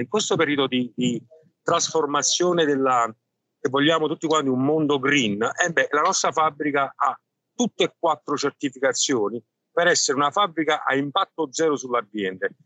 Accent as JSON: {"language": "Italian", "town": "Naples", "region": "Campania", "country": "Italy", "said": "noi probabilmente siamo napoletani e non italiani"}